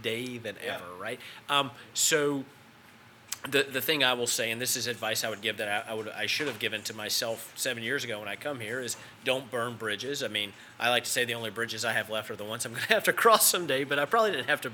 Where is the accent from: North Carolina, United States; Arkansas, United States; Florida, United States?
North Carolina, United States; Yadkin County; I come from Yadkin County, North Carolina